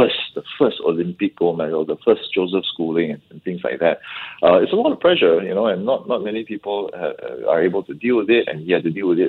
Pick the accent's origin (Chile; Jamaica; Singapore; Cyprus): Singapore; I think as a Singaporean